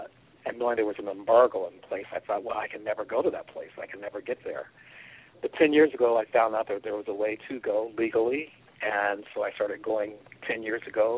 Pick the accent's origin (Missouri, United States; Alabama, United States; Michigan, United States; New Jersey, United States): Missouri, United States; Kansas City; now in Los Angeles, United States; I live in Los Angeles, California, and I'm originally from Kansas City, Missouri.